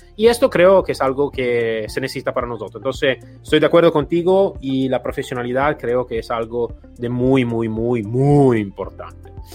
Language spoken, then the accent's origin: Spanish; Italy; Spanish is a second language; moved away; soy italiano, entonces en mi país de origen